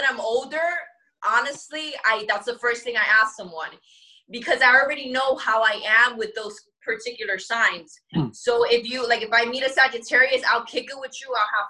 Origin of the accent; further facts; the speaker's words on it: New York, United States; we're from New York